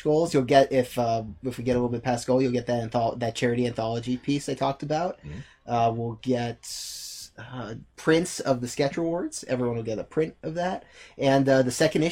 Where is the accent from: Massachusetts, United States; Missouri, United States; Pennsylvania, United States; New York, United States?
Massachusetts, United States; North Shore; I'm from the North Shore.